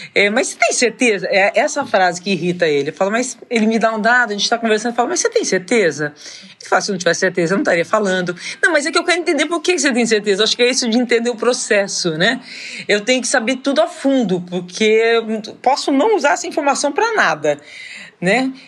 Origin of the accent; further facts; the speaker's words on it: São José do Rio Preto, São Paulo, Brazil; Eu sou de São José do Rio Preto